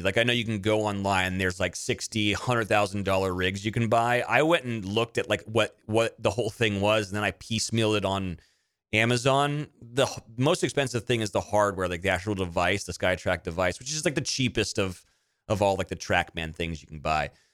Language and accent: English; Monterey, California, United States; I grew up in Monterey